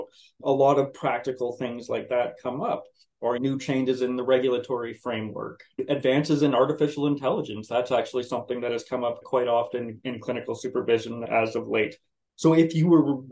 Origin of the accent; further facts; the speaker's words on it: North Bay, Ontario, Canada; also born or lived in Ottawa, Ontario; now in Brockville, Canada; I'm actually from North Bay, Ontario, born and raised there